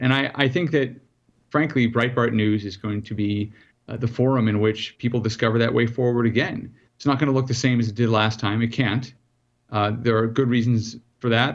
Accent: South Africa; now in United States; I'm originally from South Africa.

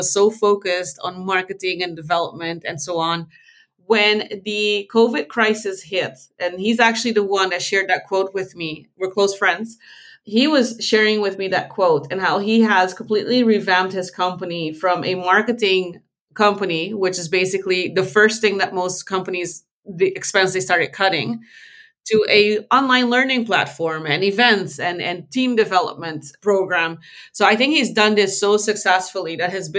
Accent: Aruba; moved away as an adult; now in Netherlands; I was born in the Netherlands and I moved to Aruba when I was 5. So I wasn't raised here

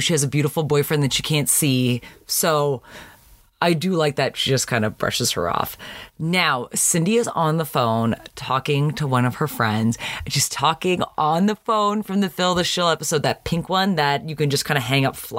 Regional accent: Canada; now in United States; growing up in Canada

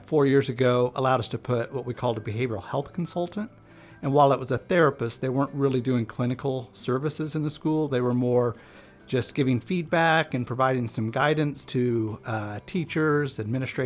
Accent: Bird City, Kansas, United States; moved away as an adult; now in Southeast Kansas, United States; I'm originally from Northwest Kansas, a small town called Bird City, clear up in the opposite corner of the state.

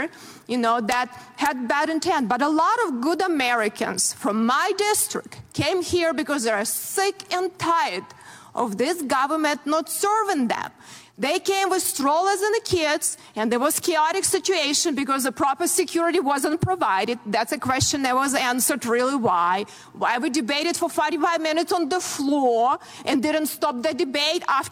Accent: Ukraine; moved away as an adult; now in United States; I grew up in very similar country, Ukraine

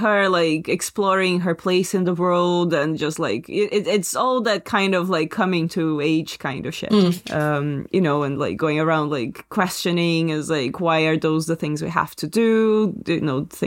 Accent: Brazil; moved away; when I was in my teenage wild years in Brazil

